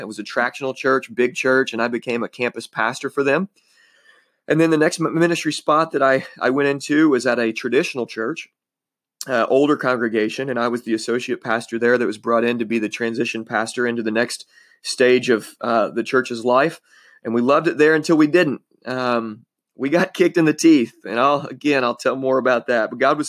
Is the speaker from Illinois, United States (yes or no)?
yes; Illinois, United States; I was born in Southern Illinois, born and raised here. I love Southern Illinois.